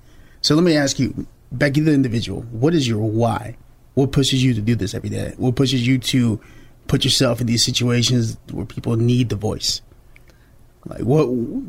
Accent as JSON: {"language": "English", "town": "Chicago", "region": "Illinois", "country": "United States", "tie": "born or raised there", "said": "I taught Sunday school back when I was growing up in Chicago"}